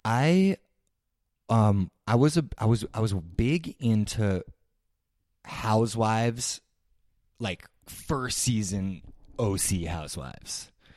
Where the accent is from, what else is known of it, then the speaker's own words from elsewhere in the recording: New York City, New York, United States; I grew up in New York City